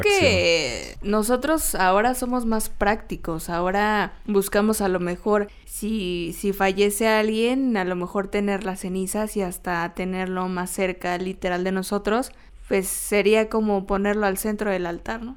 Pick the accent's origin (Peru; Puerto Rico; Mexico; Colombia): Mexico; nosotros como mexicanos